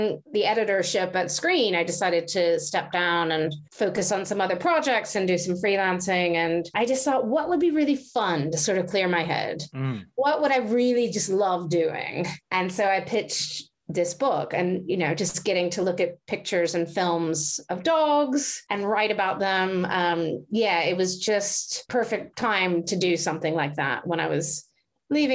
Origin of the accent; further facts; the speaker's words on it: United States; moved away as an adult; now in United Kingdom; I grew up in America, obviously, and I moved to the UK, what, about 16 years ago or so.